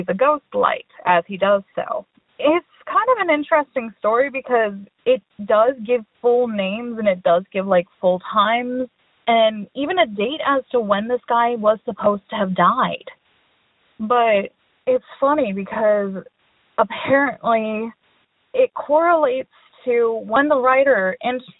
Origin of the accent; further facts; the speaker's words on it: Pennsylvania, United States; I'm from Pennsylvania